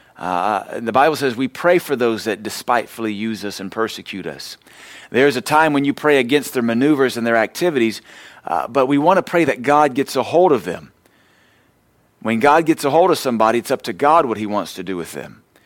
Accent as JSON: {"language": "English", "region": "the American South", "country": "United States", "said": "we're Southerners"}